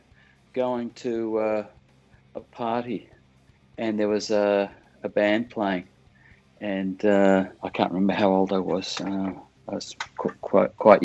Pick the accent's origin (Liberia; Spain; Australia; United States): Australia; I grew up in Australia